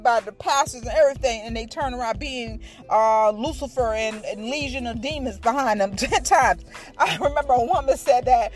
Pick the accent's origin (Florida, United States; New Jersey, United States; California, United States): Florida, United States; Tampa; I'm from Tampa